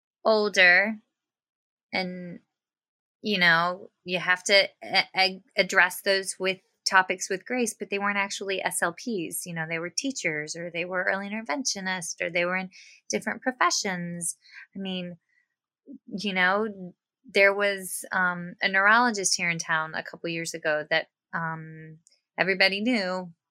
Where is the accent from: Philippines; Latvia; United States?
United States; White Oak, Virginia; I'm from White Oak, Virginia.